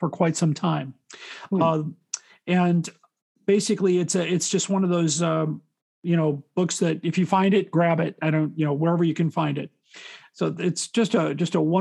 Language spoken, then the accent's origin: English; Chicago, Illinois, United States; I've been in Chicago my whole life.